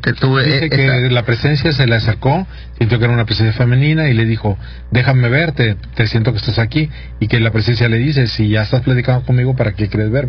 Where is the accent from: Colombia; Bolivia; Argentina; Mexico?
Mexico; checo pero mexicano.